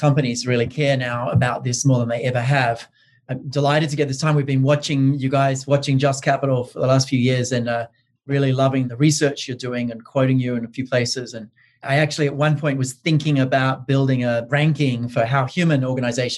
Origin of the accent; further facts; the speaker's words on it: Australia; now in United States; I'm Australian, he's English, and we both live in the US